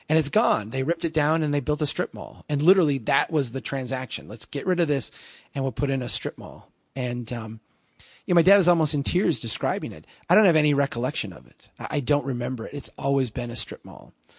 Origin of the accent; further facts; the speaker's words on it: Brainerd, Minnesota, United States; here in my hometown